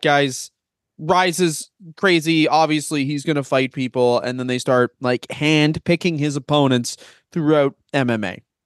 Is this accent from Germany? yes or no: no; Canada; we're Canadian